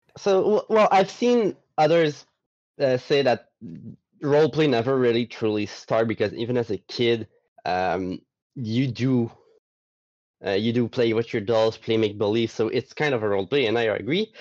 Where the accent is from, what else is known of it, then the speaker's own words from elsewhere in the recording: Gaspé, Quebec, Canada; I'm from Quebec, not mm-hmm. the city, but the province. The, the city I'm from is Gaspé